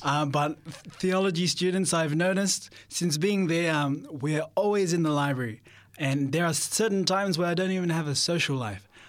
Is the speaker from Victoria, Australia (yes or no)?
no; Sydney, New South Wales, Australia; I was born in Sydney